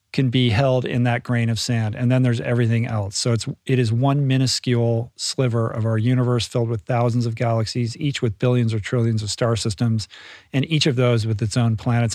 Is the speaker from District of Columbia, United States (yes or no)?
no; Bethesda, Maryland, United States; moved away; I grew up in the Washington, D C area in Bethesda, which is a suburb of Washington